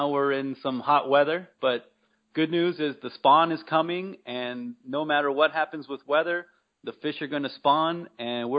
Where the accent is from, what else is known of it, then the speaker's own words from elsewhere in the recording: Mesa, Arizona, United States; I grew up here in Mesa